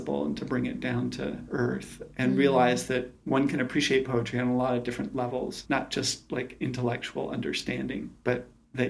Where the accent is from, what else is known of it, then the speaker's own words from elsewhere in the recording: outside of New York City, United States; I grew up outside of New York City, and we used to go into the city